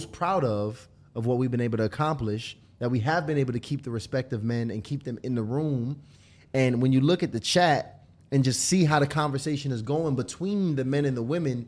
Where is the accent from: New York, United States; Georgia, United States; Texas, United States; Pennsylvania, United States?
Georgia, United States; Lithonia; I'm from Lithonia. Don't do that.